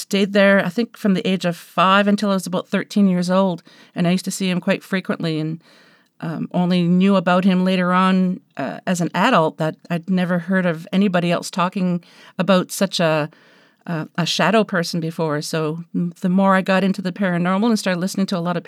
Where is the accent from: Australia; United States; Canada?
Canada; I'm Canadian